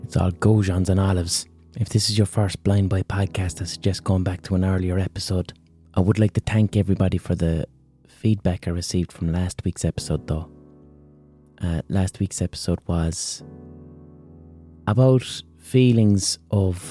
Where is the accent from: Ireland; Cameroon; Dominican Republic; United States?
Ireland; Limerick, Munster; accent: Limerick; my Limerick accent